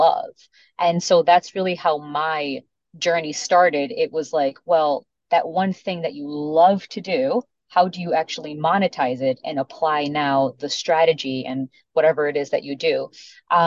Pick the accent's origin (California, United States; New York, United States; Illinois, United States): Illinois, United States; Chicago; first language Spanish; English is a second language; I remember being born and raised in Chicago, but still never knowing English because I grew up in a Hispanic household